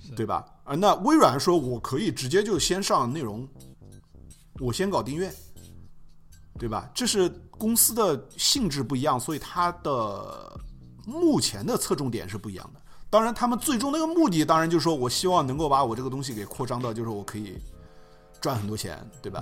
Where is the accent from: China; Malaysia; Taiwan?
China; 我们在亚洲长大的，就说我们在中国长大了